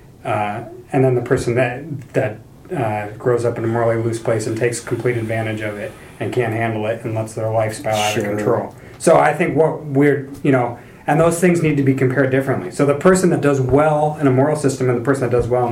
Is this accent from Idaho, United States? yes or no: yes; North Idaho, United States; I'm from North Idaho.